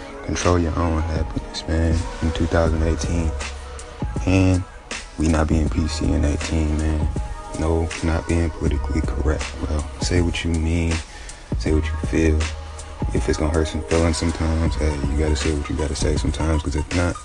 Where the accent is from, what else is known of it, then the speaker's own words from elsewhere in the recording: Taylor, Michigan, United States; also born or lived in Detroit, Michigan; I'm from Michigan, Downriver, Michigan, from Taylor, Woodhaven area, the older spots I grew up